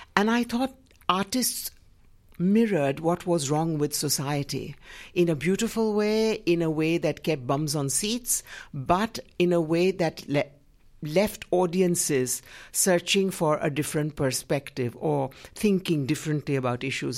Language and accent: English; Gujarat, India; in my home state of Gujarat